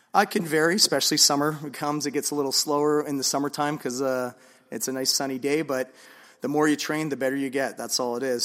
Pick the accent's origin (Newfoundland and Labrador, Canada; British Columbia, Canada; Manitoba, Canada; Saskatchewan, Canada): British Columbia, Canada; Vancouver; I'm originally from Vancouver, so, um, I'm a proud Vancouverite.